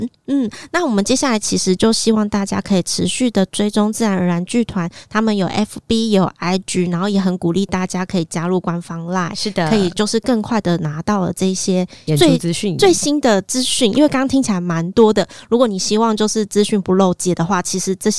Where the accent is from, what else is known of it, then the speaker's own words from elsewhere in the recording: Zhudong, Hsinchu County, Taiwan; 发生在我的家乡竹东，是山神祭